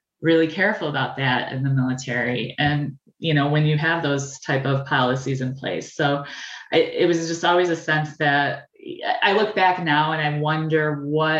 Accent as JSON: {"language": "English", "town": "Bay City", "region": "Michigan", "country": "United States", "tie": "born or raised there", "said": "I was born and raised in the Great Lakes Bay Area in Bay City"}